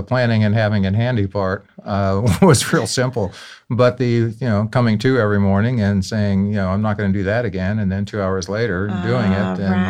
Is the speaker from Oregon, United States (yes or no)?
no; New Orleans, Louisiana, United States; My father was in the military, so we moved all over. When he retired back home to New Orleans, that's the first place I lived long enough to call home.